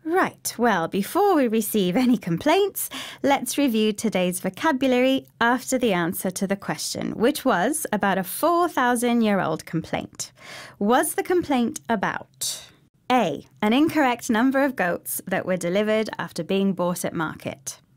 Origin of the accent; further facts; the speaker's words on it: United Kingdom; we British